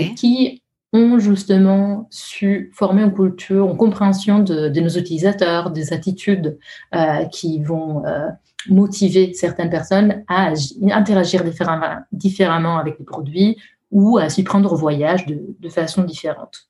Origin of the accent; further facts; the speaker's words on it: Italy; accent: Italian; French is a second language; moved away; je suis italienne. ça pourrait être euh, euh, déjà mon, nom et mon accent euh, devraient vous aider à le déduire